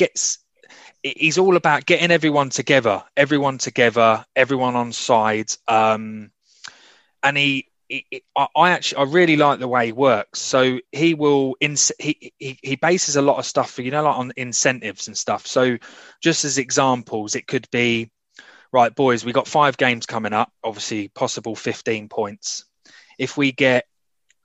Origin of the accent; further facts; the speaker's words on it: Reading, South East England, United Kingdom; moved away as an adult; now in Dagenham, United Kingdom; originally I was born in Reading. So my team growing up was Reading when I was growing up. I actually moved to like the Dagenham area when I was about 19.